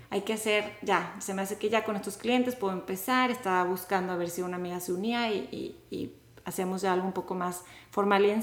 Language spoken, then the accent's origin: Spanish; Monterrey, Nuevo León, Mexico; now in The Woodlands, United States; de Monterrey, México, a The Woodlands